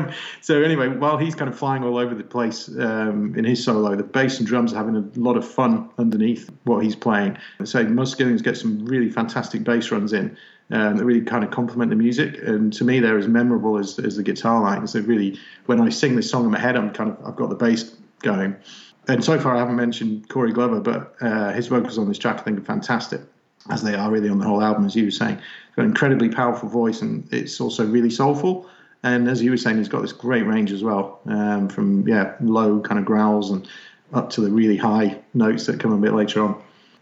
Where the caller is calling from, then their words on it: Manchester, North West England, United Kingdom; So I'm in Manchester in England.